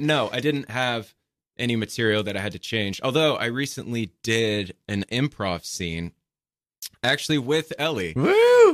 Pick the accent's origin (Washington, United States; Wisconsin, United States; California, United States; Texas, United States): Texas, United States; moved away as an adult; also born or lived in Austin, Texas; now in New York City, United States; I am originally from Texas